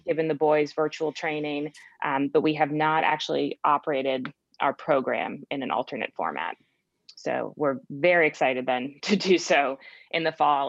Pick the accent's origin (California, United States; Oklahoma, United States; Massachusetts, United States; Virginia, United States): Massachusetts, United States; Cape Cod; moved away; i grew up in cape cod massachusetts